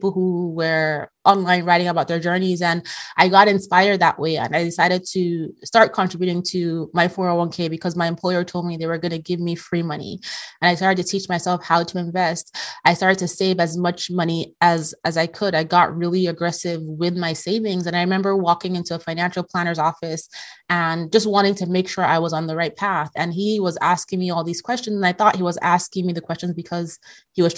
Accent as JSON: {"language": "English", "country": "Nigeria", "tie": "born or raised there", "also_born_or_lived": "Europe", "moved": "as an adult", "said": "I graduated high school in Nigeria"}